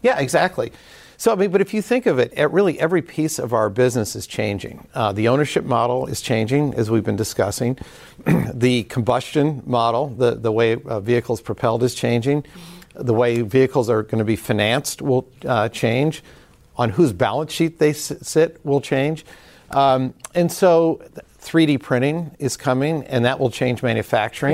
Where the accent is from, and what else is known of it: Detroit, Michigan, United States